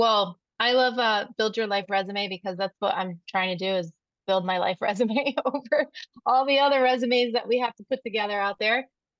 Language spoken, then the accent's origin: English; Northeast, United States; And growing up in the Northeast, like I think of, I'm thinking of tennis